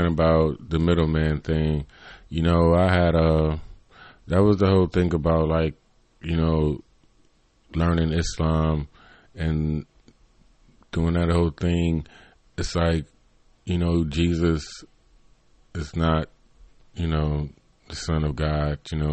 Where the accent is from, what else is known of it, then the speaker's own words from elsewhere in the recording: United States; growing up in America